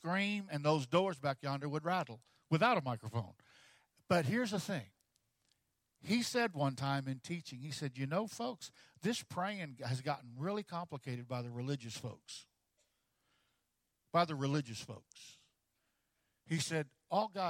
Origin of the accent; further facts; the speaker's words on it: Texas, United States; I'm from Texas